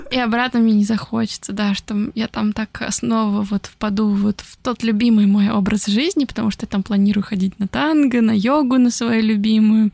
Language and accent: Russian; Nizhny Novgorod, Nizhny Novgorod Oblast, Russia; moved away as an adult; also born or lived in Italy / France; now in Tokyo, Japan; я приехала в Нижний Новгород